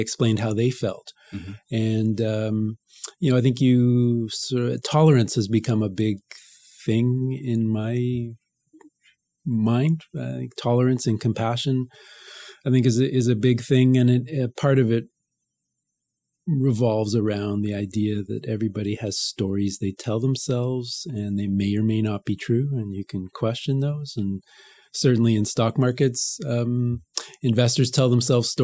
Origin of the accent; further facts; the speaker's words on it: Montreal, Quebec, Canada; I grew up in Montreal a neighborhood called Notre-Dame-de-Grasse, which is just to the west of downtown.